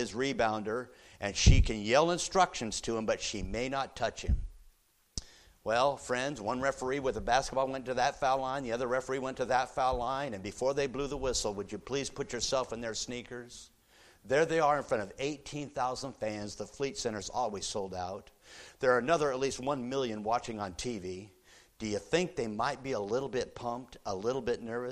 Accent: United States; us Americans

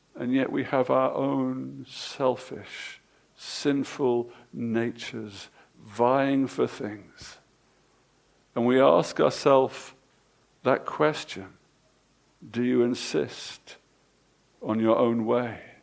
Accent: England, United Kingdom; Us English people

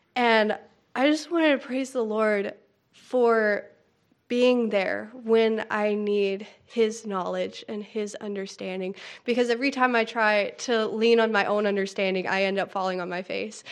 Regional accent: North Carolina, United States; I'm from Pokedon, North Carolina

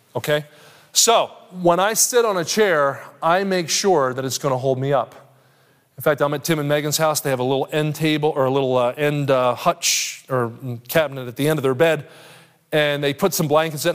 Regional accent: Kansas City, Missouri, United States; I'm from Kansas City

